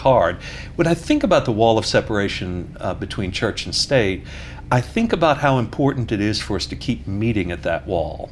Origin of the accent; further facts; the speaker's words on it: New York, United States; moved away; being a New Yorker